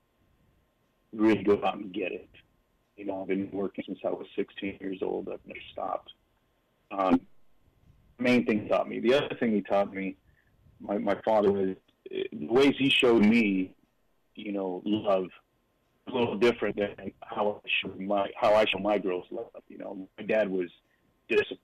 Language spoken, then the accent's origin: English; Long Beach, California, United States; I grew up in Long Beach, which is a coastal city here in California, up until the age of 10. Then we moved out to a little bit called Montana